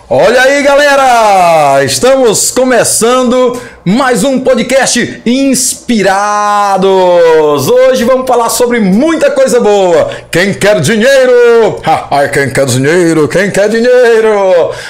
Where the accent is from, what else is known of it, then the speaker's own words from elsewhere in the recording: Tuntum, Maranhão, Brazil; Aqui na nossa cidade, nós sabemos que é uma cidade que é cheia de desafios. Quando se trata de empreender na cidade de Tuntum, existem os desafios porque é uma cidade pequena. Somos do estado do Maranhão.